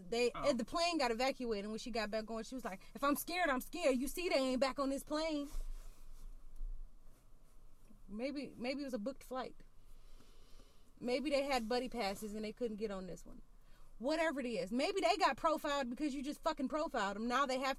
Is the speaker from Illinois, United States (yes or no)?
no; Baltimore, Maryland, United States; Because I'm from Baltimore and we still hurt by the 9/11 shit.